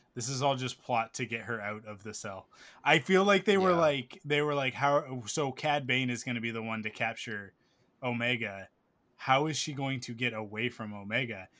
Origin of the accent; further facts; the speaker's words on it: Canada; I'm Canadian